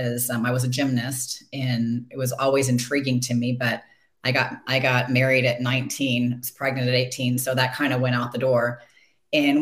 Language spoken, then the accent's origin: English; Detroit, Michigan, United States; I was born in Detroit, so we like Michigan